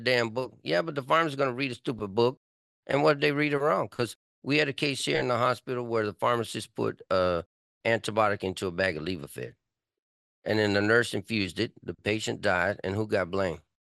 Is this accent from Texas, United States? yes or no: yes; Texas, United States; now in California, United States; I'm from Texas